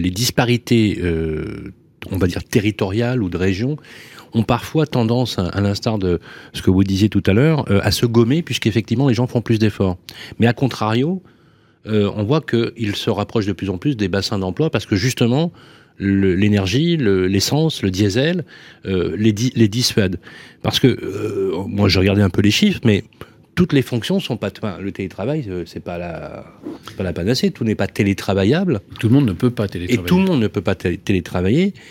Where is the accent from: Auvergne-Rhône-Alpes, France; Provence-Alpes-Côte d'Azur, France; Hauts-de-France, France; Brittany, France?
Auvergne-Rhône-Alpes, France; Lyon; moi je suis né à Lyon.